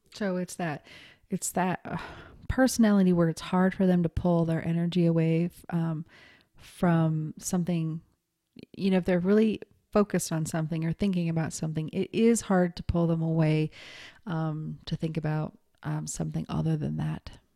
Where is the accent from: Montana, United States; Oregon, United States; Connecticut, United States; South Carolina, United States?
Montana, United States; I was raised in Montana